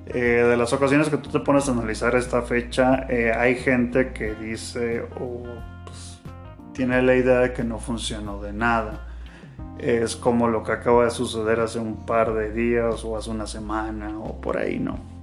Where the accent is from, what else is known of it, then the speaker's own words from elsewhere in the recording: Guanajuato, Mexico; nosotros somos de acá, de una ciudad que lo vamos a dejar en el aire, el nombre de la ciudad, pero podemos compartir que estamos en Guanajuato